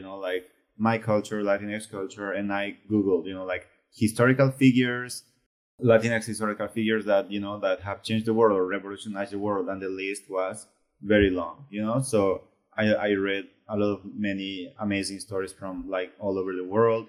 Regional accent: Bolivia; moved away; I was from Bolivia

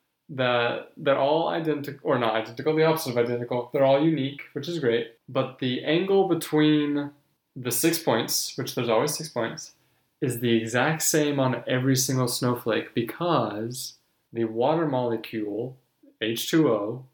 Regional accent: Wisconsin, United States; So, I grew up in Wisconsin.

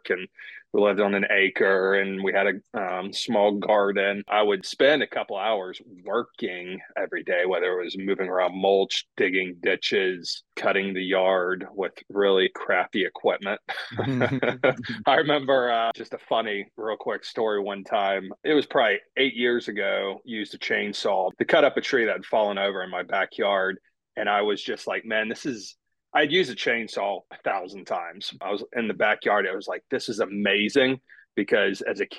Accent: Northwest Georgia near Chattanooga, United States; I grew up in Northwest Georgia near Chattanooga, part of a fairly poor family, large, one of eight kids

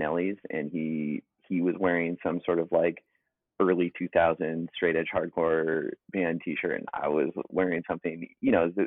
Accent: St. Louis, Missouri, United States; growing up in St. Louis

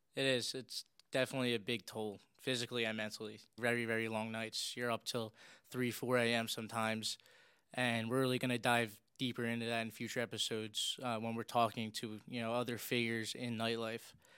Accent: Philadelphia, Pennsylvania, United States; I was born and raised in South Philly.

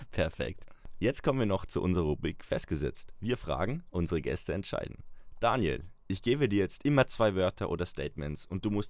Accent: Vorarlberg, Austria

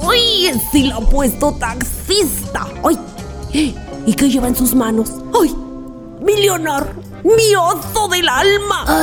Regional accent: Andalusia, Spain; Sin acento, sin acento, soy española. Gracias, muchas gracias. Se lo quiero dedicar a toda mi Andalucía querida

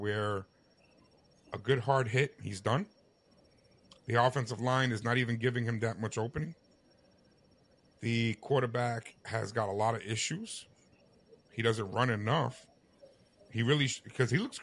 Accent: New York, United States; As a New Yorker

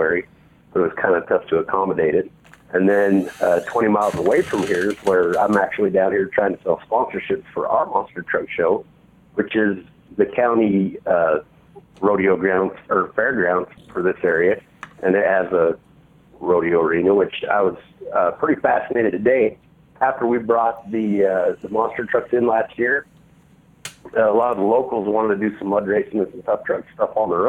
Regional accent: Utah, United States; there's not one in my hometown. The closest one is in Salt Lake City, which is 80 miles away

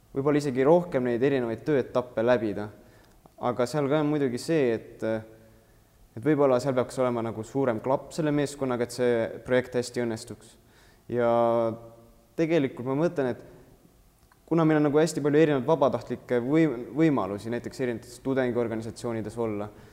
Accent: Antsla, Võru County, Estonia; now in Tartu, Estonia; ma olen üldse Võrumaalt Antslast pärit

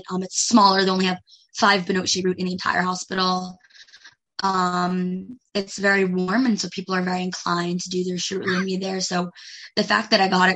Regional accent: New Jersey, United States; moved away as an adult; now in Israel; I'm from New Jersey

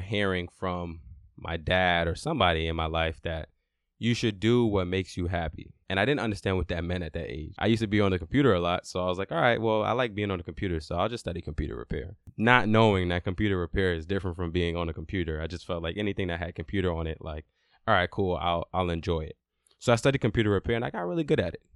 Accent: New York City, New York, United States; also born or lived in Brooklyn; I was born in Brooklyn and I moved to Queens when I was five

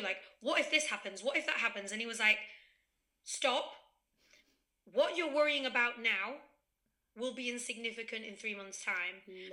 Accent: Spain; moved away as an adult; also born or lived in England; now in Heidelberg, Germany; so I was born in England, and then we moved to Spain when I was six. So I was raised in Spain

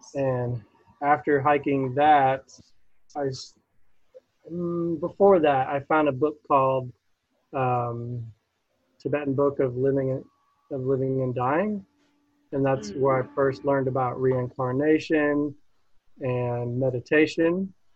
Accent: Buffalo, New York, United States; I was born in Buffalo, New York.

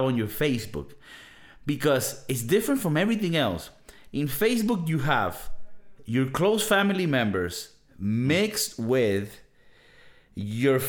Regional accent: Venezuela; now in Spain; I come from Venezuela.

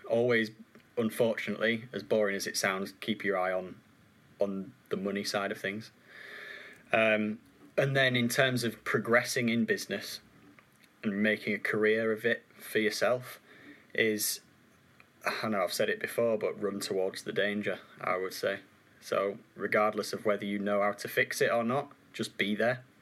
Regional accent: Yorkshire and the Humber, United Kingdom; accent: Yorkshire; I loved having my Yorkshire accent, and the more time I've spent up in Cheshire, it just keeps getting.

